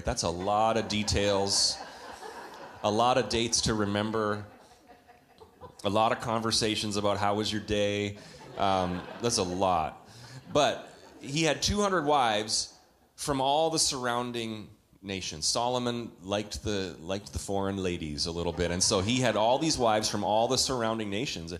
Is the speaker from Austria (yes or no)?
no; Canada; When I was a boy growing up in Canada